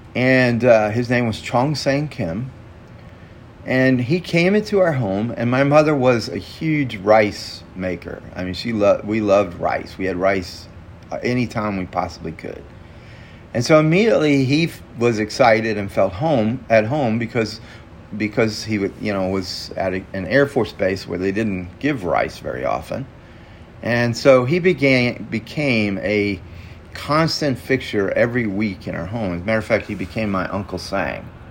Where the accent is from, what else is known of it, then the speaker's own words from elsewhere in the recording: Mississippi, United States; I grew up in Mississippi, in a very small town in Mississippi